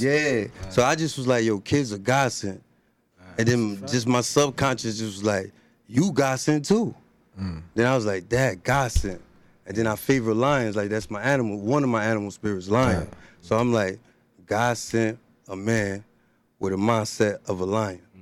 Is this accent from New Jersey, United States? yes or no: yes; Elizabeth, New Jersey, United States; I'm from Elizabeth, New Jersey